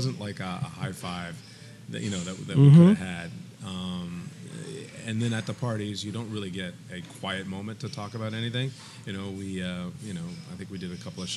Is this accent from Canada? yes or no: yes; Montreal, Quebec, Canada; moved away; also born or lived in New York; born in New York, grew up in Montreal